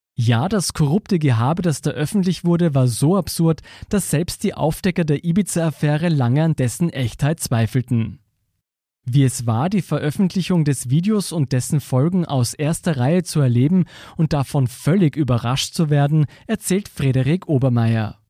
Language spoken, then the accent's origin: German; Austria; wir als Österreicher